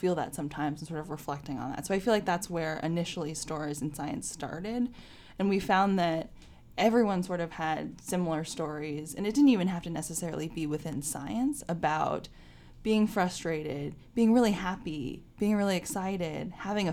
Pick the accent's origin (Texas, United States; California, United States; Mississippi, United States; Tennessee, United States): California, United States; Bay Area; I grew up in the Bay Area in California